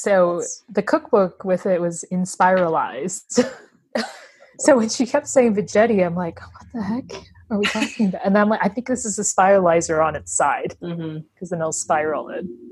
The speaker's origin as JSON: {"language": "English", "country": "United States", "said": "we're American"}